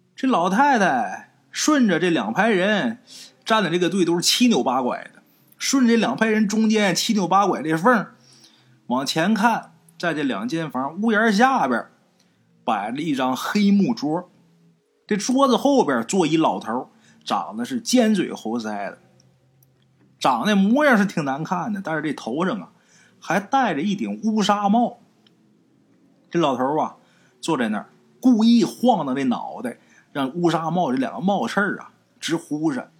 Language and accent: Chinese; Liaoning, China; accent: Liaoning dialect; 我们辽宁话管这东西叫刀郎